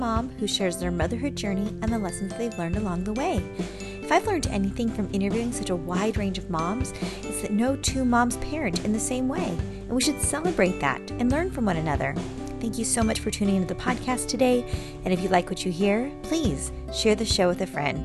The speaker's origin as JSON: {"language": "English", "region": "California", "country": "United States", "also_born_or_lived": "Ann Arbor, Michigan", "moved": "yes", "said": "I'm a California girl"}